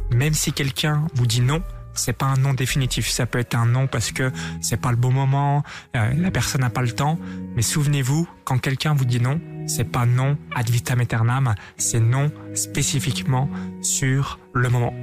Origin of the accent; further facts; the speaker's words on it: France; Je suis français